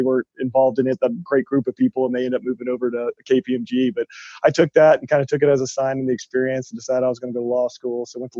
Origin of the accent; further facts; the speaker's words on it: Austin, Texas, United States; I'm from Austin, born and raised here. So I'm one of those kind of rare unicorns in Austin